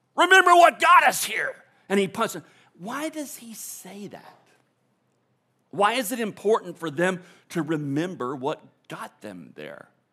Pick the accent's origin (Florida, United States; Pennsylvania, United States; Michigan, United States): Florida, United States; I'm born and raised in Florida.